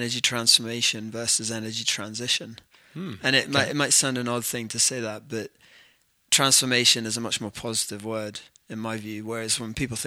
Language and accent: English; near Aberdeen, Scotland, United Kingdom; moved away as an adult; also born or lived in London; now in Calgary, Canada; I'm originally from Scotland, so grew up near Aberdeen